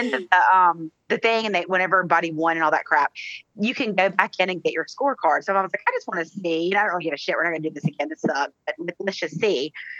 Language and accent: English; the South, United States; I think because I'm from the South